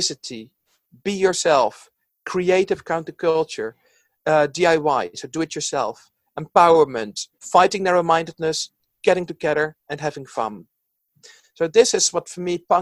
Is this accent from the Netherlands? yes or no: yes; Netherlands; now in London, United Kingdom; originally I'm from the Netherlands, where there's actually no punk culture at all.